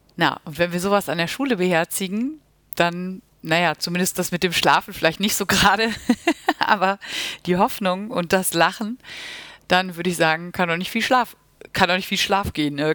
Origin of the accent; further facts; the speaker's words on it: Münster, North Rhine-Westphalia, Germany; Ich komme aus Münster und bin auch dort zur Grundschule gegangen